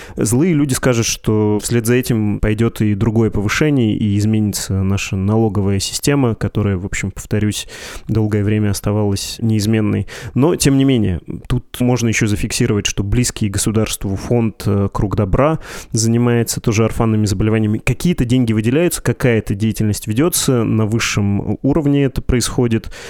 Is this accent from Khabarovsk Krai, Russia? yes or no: no; Yekaterinburg, Sverdlovsk Oblast, Russia; moved away; Я из Екатеринбурга